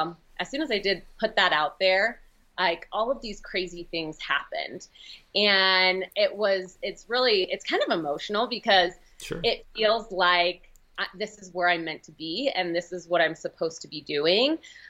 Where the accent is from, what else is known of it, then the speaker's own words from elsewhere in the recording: Oregon, United States; moved away as an adult; now in Utah, United States; And I'm from Oregon, so I moved to Utah maybe 2 years ago to take the position with Mountain Ops.